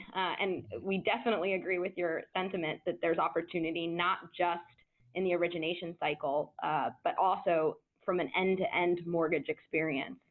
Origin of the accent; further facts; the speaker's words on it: Washington, District of Columbia, United States; I am from Washington, D.C., and I was raised by lawyers.